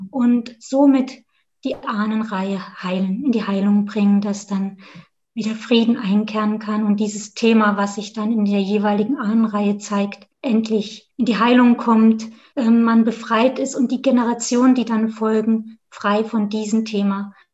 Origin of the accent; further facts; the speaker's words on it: Thuringia, Germany; ursprünglich komme ich aus Südthüringen, mhm. so ganz nah an der bayerischen Grenze. Und das ist das Dolmerland zwischen Thüringerwald und der Rhön. Das ist meine eine Heimat